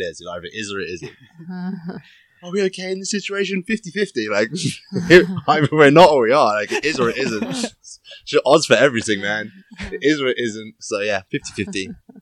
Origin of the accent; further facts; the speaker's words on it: England, United Kingdom; moved away; I lived in the countryside in England